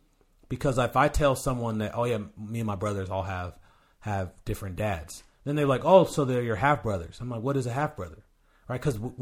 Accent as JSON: {"language": "English", "town": "Sacramento", "region": "California", "country": "United States", "lives_now": "Tacoma, United States", "said": "I'm kind of a nomad where I'm originally from California, Sacramento, California."}